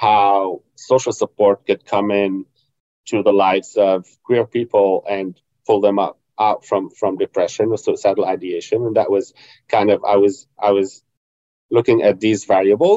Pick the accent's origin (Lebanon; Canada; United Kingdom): Lebanon; North Governorate; Growing up in Lebanon, and I grew up in north of the country in a small conservative Christian Catholic town